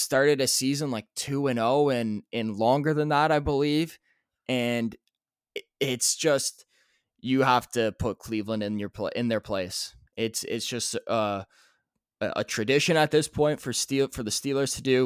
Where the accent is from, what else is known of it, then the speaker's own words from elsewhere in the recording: Canada; we're Canadian